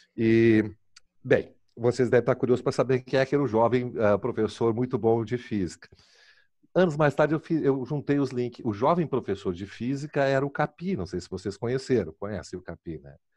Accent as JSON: {"language": "Portuguese", "town": "Porto Alegre", "region": "Rio Grande do Sul", "country": "Brazil", "tie": "born or raised there", "said": "eu me criei ali no IAPI"}